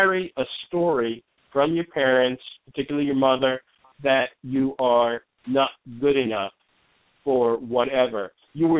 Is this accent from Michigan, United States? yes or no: no; New York, United States; also born or lived in New Jersey; I'm from New York, and I lived in New Jersey for a while